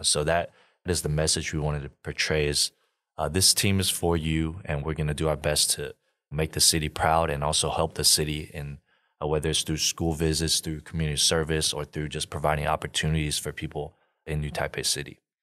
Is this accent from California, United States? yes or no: no; Houston, Texas, United States; moved away as an adult; also born or lived in Austin, Texas; now in Taiwan; I grew up in Houston